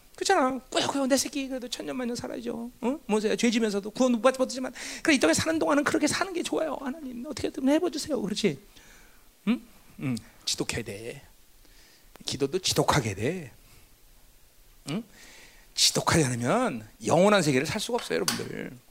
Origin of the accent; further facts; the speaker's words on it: South Korea; 우리가 한반도에 살면서 한국이라는 나라에 속해 있지만